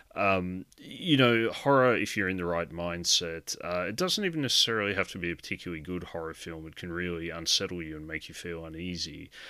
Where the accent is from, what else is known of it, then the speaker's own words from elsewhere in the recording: Australia; growing up in Australia, I'd come from very much a background of watching a lot of slasher films